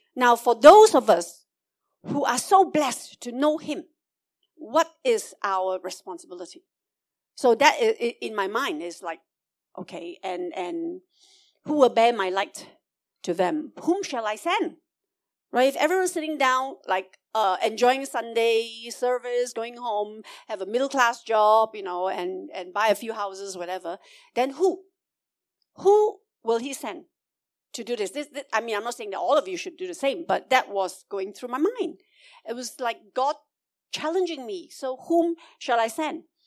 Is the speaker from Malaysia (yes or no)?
yes; Malaysia; I'm a Malaysian Chinese